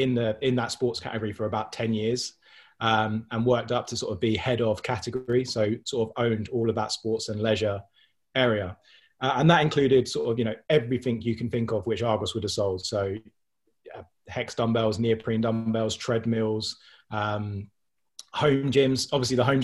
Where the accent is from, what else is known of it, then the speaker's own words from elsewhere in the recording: Milton Keynes, South East England, United Kingdom; I'm from Milton Keynes.